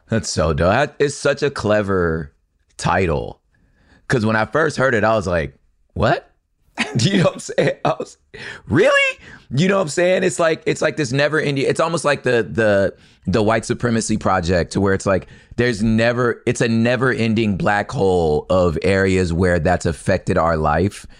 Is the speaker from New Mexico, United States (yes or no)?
no; Los Angeles, California, United States; I'm from L A. I'm like, I grew up in South Central and surrounding areas